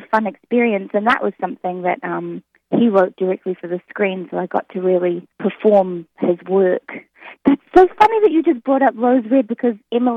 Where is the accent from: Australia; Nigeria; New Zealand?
New Zealand; accent: New Zealand; moved away; I'm from New Zealand